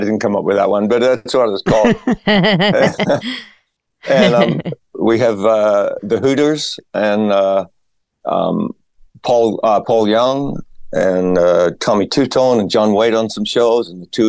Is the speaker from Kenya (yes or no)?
no; Australia; also born or lived in various places in Australia; I'm from Australia originally. My dad was in the Australian Army.